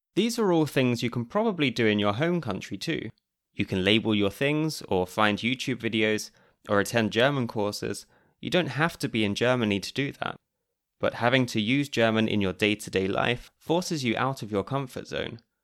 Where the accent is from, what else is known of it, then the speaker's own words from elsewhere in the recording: United Kingdom; moved away as an adult; now in Austria; as a Brit who moved to Austria almost nine years ago